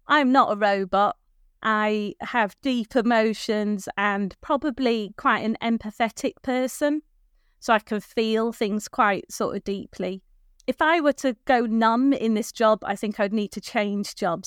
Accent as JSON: {"language": "English", "region": "North Wales", "country": "United Kingdom", "tie": "born or raised there", "moved": "as an adult", "lives_now": "Birchington, United Kingdom", "said": "I was born and brought up in North Wales"}